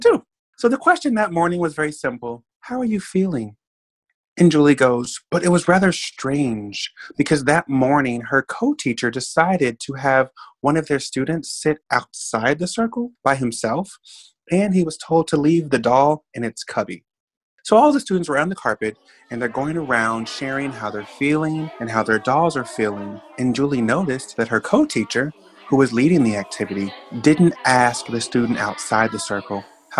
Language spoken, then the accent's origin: English; Oklahoma City, Oklahoma, United States; moved away as an adult; now in New York, United States; I grew up in Oklahoma City. I'm not from New York. You know, I've been in New York 5 years.